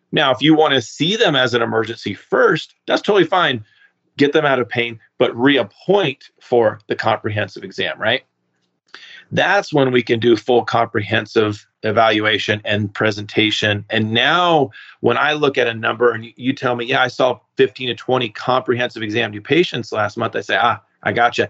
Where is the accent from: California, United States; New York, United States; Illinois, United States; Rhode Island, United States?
California, United States; moved away as an adult; also born or lived in Maine; I was from California.